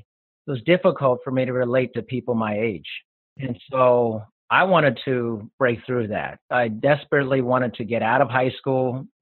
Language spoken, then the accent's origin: English; Germany; born there; I grew up in a military family, and so I was born in Germany and I've lived there a couple times.